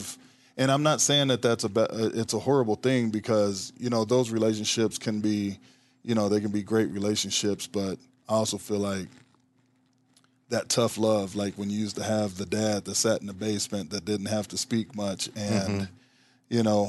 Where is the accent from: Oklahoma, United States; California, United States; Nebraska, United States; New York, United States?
Nebraska, United States; Omaha; Well, I'm born and raised in Omaha, right here in Nebraska.